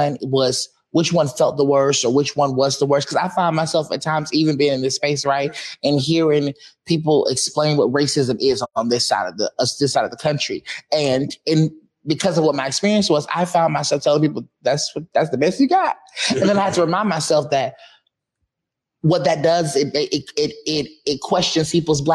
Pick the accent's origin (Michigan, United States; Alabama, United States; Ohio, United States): Alabama, United States; Montgomery; moved away as an adult; now in Seattle, United States; I'm from Montgomery, Alabama. My mama's house is in a town called Wetumpka.